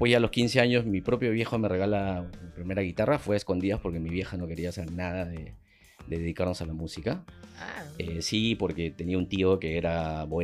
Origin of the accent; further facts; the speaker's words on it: Huancayo, Junín, Peru; yo nací en Huancayo. ¿Ya? Y mi padre es de allá, mis abuelos, la familia de mis padres.